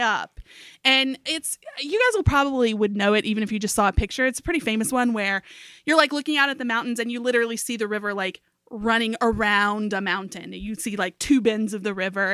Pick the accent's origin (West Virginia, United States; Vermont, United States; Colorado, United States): West Virginia, United States; Beckley; moved away; this is my hometown